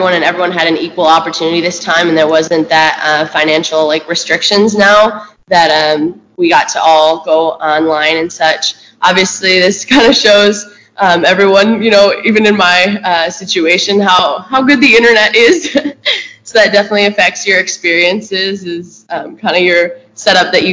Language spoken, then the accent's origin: English; Penn Yan, New York, United States; I am from Penn Yan, so kind of the Finger Lakes area